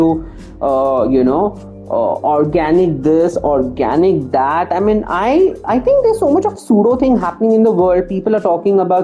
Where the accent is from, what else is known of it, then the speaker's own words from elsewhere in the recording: India; as Indian panorama